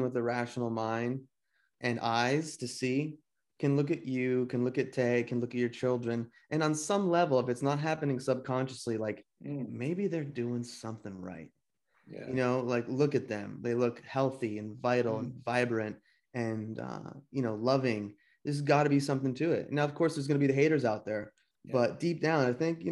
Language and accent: English; New Jersey, United States; also born or lived in Santa Monica; now in Topanga, United States; I'm from Jersey, dude. New Jersey